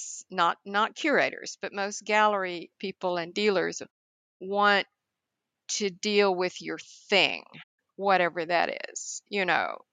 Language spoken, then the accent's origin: English; High Plains of the Texas Panhandle, United States; the family farm where I grew up on the High Plains of the Texas Panhandle